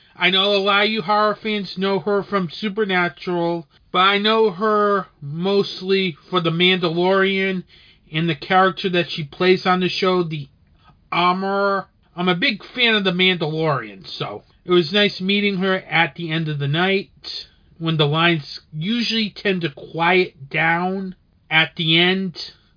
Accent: Rhode Island, United States; this is from my home state

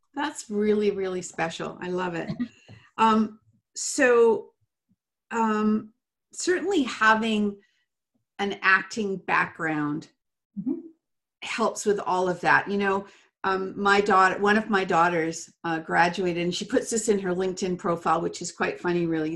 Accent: England, United Kingdom; I'm English

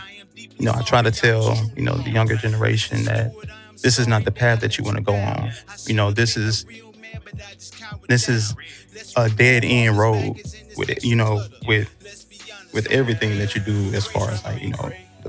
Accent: Portales, New Mexico, United States; born there; Originally, I was born in New Mexico.

